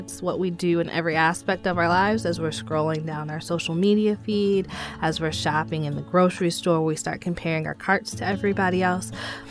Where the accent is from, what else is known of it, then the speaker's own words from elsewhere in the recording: Grand Rapids, Michigan, United States; No, I'm from Grand Rapids, Michigan. I was born and raised here. I had a single mom, played volleyball, basketball, cheerleader, did dance all of my life.